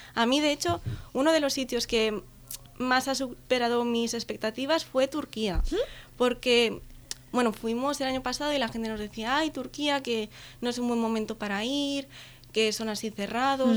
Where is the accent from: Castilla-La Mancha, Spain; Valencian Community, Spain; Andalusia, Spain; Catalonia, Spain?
Catalonia, Spain; Vila-seca; soy de Vilaseca, que es un pueblo que está aquí cerca de Tarragona.